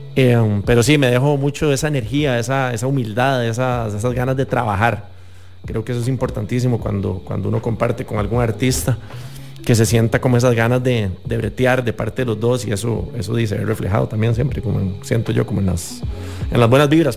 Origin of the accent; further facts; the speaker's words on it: San José, Costa Rica; yo no soy de Limón, pero me siento igual de orgulloso siendo acá de San José